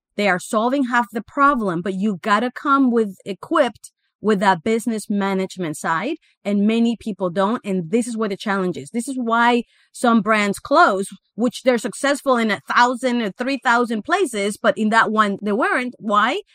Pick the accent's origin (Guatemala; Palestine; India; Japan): Guatemala; moved away as an adult; also born or lived in Miami, United States; I actually was born and raised in Guatemala, in Central America